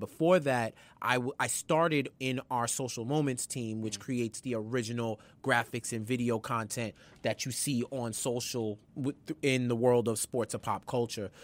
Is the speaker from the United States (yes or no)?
yes; New York, United States; I'm from New York